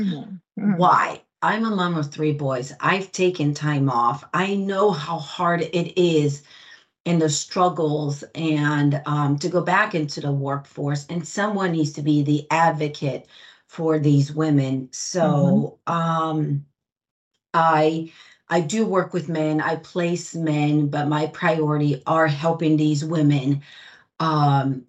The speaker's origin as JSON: {"language": "English", "town": "Greenwich", "region": "Connecticut", "country": "United States", "tie": "born or raised there", "also_born_or_lived": "Brazil", "said": "I was born in Brazil and raised in Greenwich, Connecticut."}